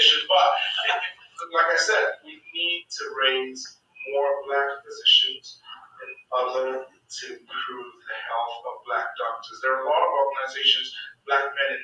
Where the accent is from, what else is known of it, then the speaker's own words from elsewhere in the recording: Nigeria; moved away; I grew up in Nigeria.